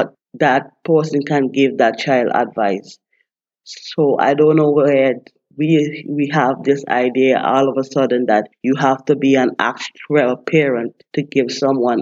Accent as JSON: {"language": "English", "country": "St. Vincent & Grenadines", "tie": "born or raised there", "moved": "as an adult", "lives_now": "United States", "said": "I was born and raised in St. Vincent and the Grenadines"}